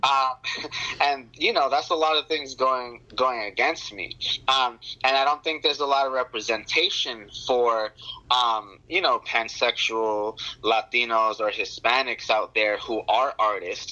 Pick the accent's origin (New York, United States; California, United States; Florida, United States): New York, United States; moved away; I'm from New York originally